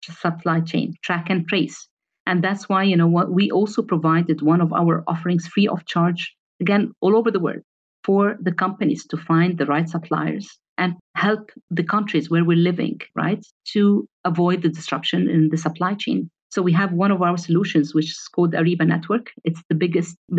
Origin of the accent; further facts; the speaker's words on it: Egypt; moved away as an adult; also born or lived in Europe; when I moved from Egypt to Europe, I excelled.